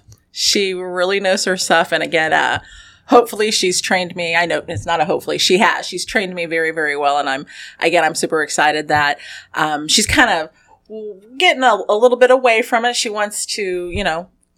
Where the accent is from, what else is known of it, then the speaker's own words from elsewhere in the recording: Lafayette, Indiana, United States; I am born and raised in Lafayette